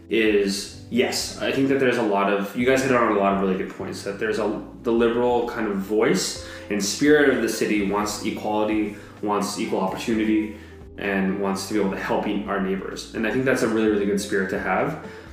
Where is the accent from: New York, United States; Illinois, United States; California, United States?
California, United States; San Francisco Bay Area; I wasn't born in San Francisco. I was mostly raised around this area. So even when I tell people, like when I'm traveling, they say, where are you from? I usually say the San Francisco Bay Area.